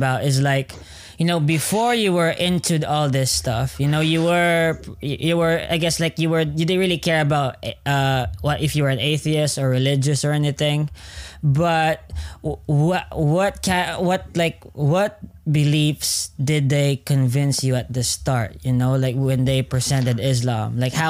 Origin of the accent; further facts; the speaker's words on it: Wales, United Kingdom; I'm someone from South Wales, and I'm usually coming from a Christian background, right? Most of my family are Christian.